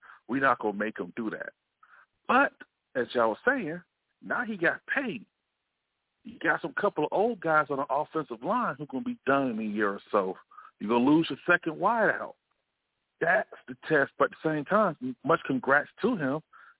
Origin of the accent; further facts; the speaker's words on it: Montgomery, Alabama, United States; now in Arizona, United States; my hometown, Montgomery, Alabama